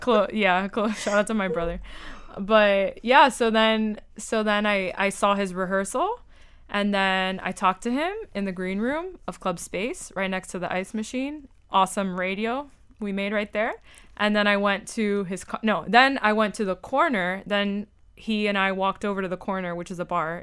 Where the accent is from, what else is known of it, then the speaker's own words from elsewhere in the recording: Miami, Florida, United States; I'm from Miami